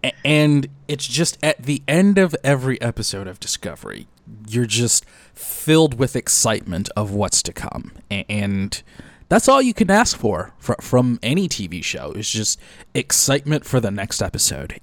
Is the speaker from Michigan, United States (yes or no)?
yes; Detroit, Michigan, United States; my hometown of Detroit